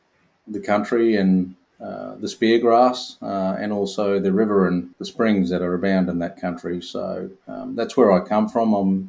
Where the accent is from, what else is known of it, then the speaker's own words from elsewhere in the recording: Katherine, Northern Territory, Australia; also born or lived in Torres Strait; now in Victoria, Australia; I come from and I grew up on Dagaman country in the Northern Territory. Also have connections into the Torres Strait, the Moalgal peoples. But I grew up in a little town called Catherine and, you know, spent most of my life there.